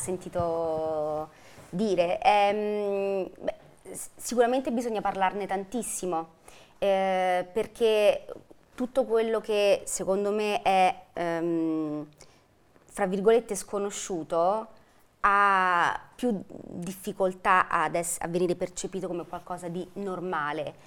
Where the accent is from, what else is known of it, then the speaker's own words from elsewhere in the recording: Velletri, Lazio, Italy; sono di Velletri, della provincia di Roma.